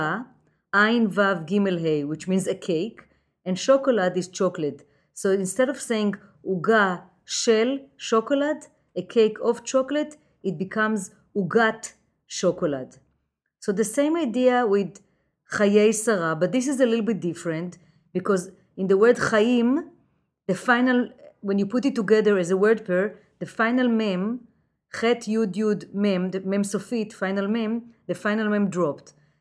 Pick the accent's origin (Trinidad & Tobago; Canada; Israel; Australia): Israel; Jerusalem, Jerusalem District; now in New York City, United States; I was born in Jerusalem